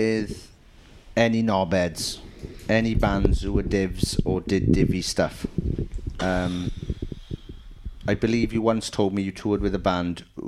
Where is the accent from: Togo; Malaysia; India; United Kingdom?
United Kingdom; Wales